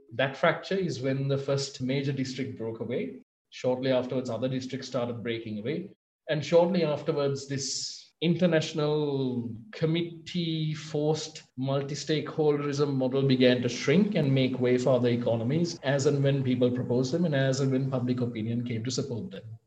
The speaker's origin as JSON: {"language": "English", "country": "Sri Lanka", "said": "I'm from Sri Lanka."}